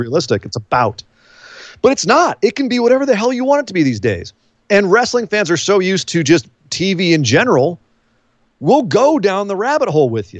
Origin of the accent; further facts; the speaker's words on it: Bay Area, California, United States; I grew up in the Bay Area